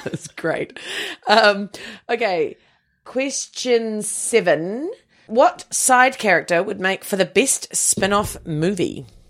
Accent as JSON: {"language": "English", "country": "New Zealand", "said": "as a Kiwi team. We didn't have cheerleading or anything like"}